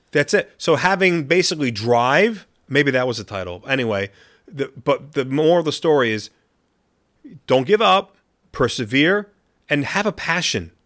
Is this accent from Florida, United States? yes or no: yes; Gainesville, Florida, United States; also born or lived in upstate New York; now in Auckland, New Zealand; my, my whole family basically is from u, upstate New York. So, um, even though I was born in Florida